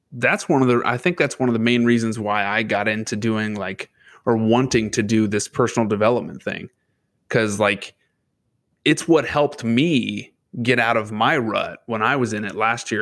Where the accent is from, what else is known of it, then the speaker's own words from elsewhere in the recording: Lebanon, Indiana, United States; now in northern Indiana, United States; Lebanon, Indiana, that was my hometown, is where I was born and raised